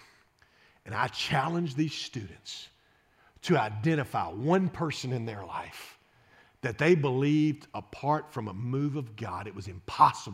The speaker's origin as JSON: {"language": "English", "town": "Shreveport", "region": "Louisiana", "country": "United States", "tie": "born or raised there", "said": "I grew up in Shreveport, Louisiana"}